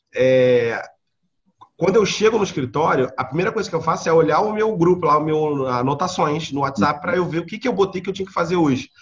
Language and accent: Portuguese; Rio de Janeiro, Brazil; Eu sou natural da Ilha do Governador, aqui no Rio de Janeiro.